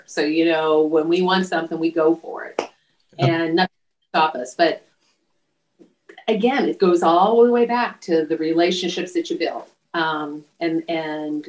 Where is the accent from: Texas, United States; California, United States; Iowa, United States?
California, United States; Imperial Valley; I was from the Imperial Valley